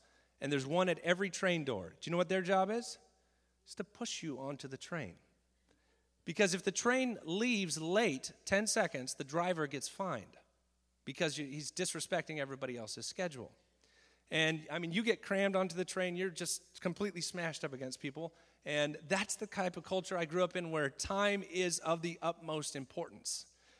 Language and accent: English; Japan; I'm a missionary kid, and I grew up in Japan.